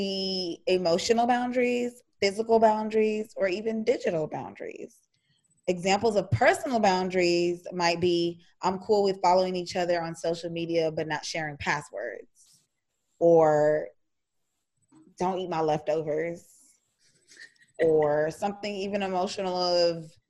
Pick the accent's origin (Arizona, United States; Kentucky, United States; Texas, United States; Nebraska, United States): Texas, United States; Houston; accent: country; I know we sound country. Because when I go like visit places on the East Coast, like, ooh, where are you from? I'm like, Texas? Houston, Texas?